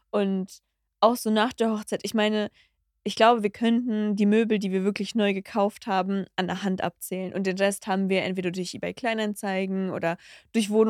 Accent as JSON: {"language": "German", "town": "Cologne", "region": "North Rhine-Westphalia", "country": "Germany", "said": "Ah, ich komme aus Chorweiler."}